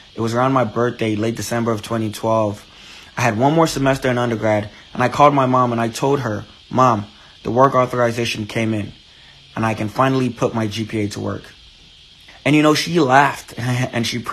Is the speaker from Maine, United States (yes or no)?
no; Chicago, Illinois, United States; also born or lived in Nigeria; I am a Nigerian-born citizen. I moved to the United States around the age of 11. I remember starting in the fifth grade when I came to the U.S. I grew up on the north side of Chicago